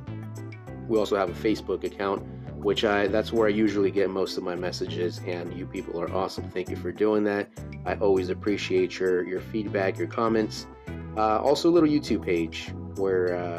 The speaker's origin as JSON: {"language": "English", "region": "California", "country": "United States", "said": "I'm from California"}